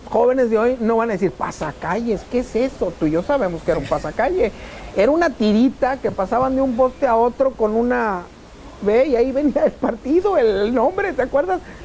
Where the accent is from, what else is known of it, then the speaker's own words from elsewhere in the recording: Ciudad Victoria, Tamaulipas, Mexico; Amo a Victoria y amo a Tamaulipas.